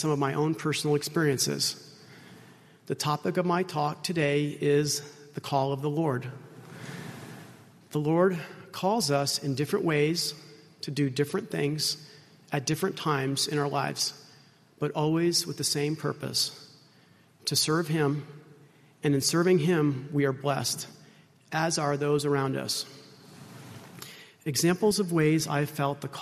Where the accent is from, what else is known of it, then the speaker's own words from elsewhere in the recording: Rhode Island, United States; moved away as an adult; also born or lived in Logan, Utah; now in Utah, United States; I'm originally from Rhode Island